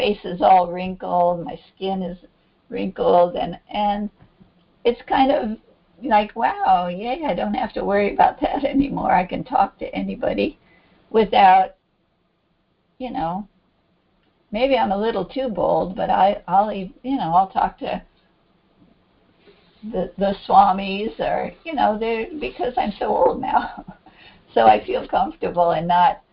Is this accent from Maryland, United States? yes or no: no; Hawaii, United States; moved away; I was in Hawaii. I'm from Hawaii